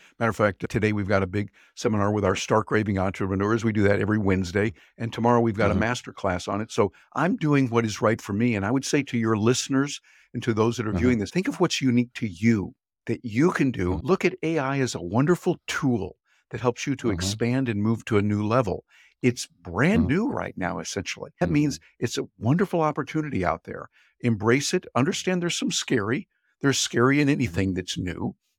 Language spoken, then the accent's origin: English; Midwest, United States; I was born and raised in the Midwest in the United States, and so I have certain values and certain ideas that I was trained on when I grew up.